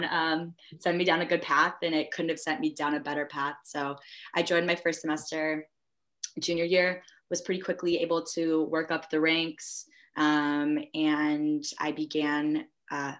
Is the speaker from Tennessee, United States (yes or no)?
no; Chicago, Illinois, United States; moved away as an adult; now in Minnesota, United States; I'm originally from the Chicagoland area, northern suburbs